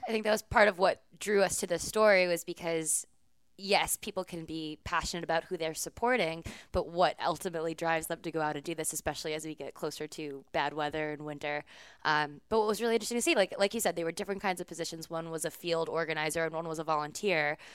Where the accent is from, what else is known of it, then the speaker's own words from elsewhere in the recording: San Francisco, California, United States; moved away as an adult; also born or lived in upstate New York; I am from San Francisco, California. I grew up on the West Coast